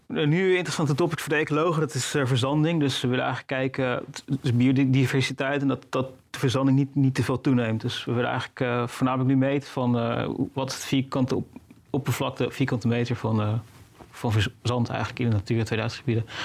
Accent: Netherlands; als Nederlander

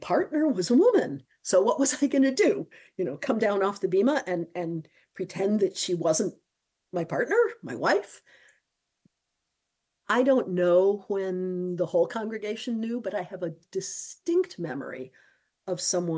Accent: Midwest, United States; moved away; also born or lived in Bloomington, Indiana; I grew up in the Midwest

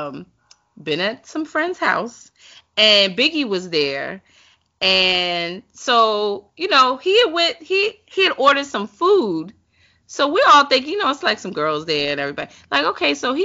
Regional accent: New York, United States; growing up in New York, we used to go to City Island

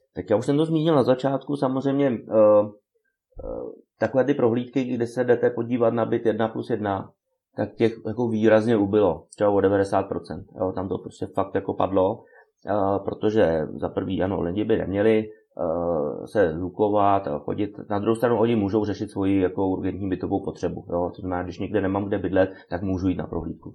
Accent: Czechia

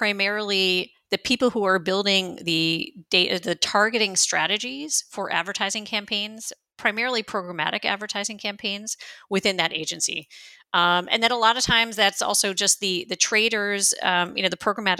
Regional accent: United States; moved away as an adult; now in Berlin, Germany; I am an American who's been living in Germany, in Berlin, for the last 22 years.

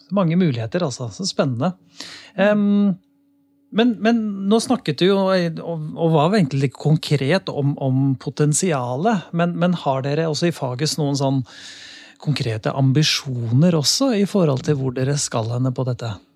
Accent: Lier, Buskerud, Norway; jeg kommer fra Lier

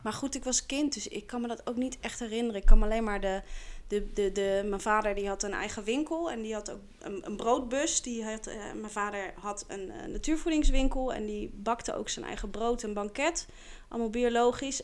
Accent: The Hague, South Holland, Netherlands; also born or lived in Scheveningen; ik kom uit Den Haag. Oorspronkelijk ben ik geboren

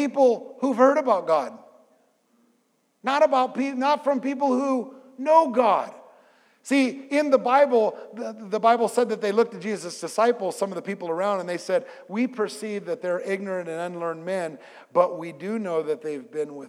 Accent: California, United States; I'm from California

